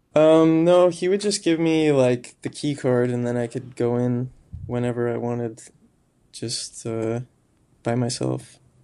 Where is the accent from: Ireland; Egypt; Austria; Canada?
Canada; near Moose Jaw, Saskatchewan; moved away; also born or lived in Regina, Saskatchewan; I'm from a town kinda close to Moose Jaw, but I've lived in Regina for, like, ten years